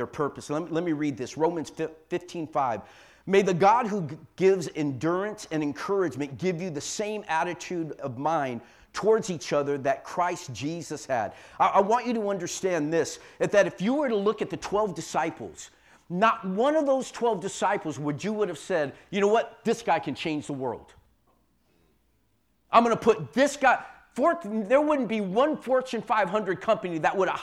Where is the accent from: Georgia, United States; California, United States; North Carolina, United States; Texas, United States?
California, United States; San Jose; I was born and raised in San Jose